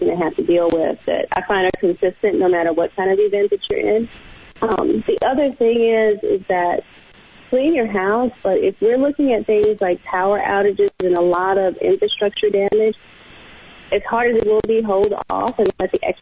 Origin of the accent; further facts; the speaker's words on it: the South, United States; I think we're both from the South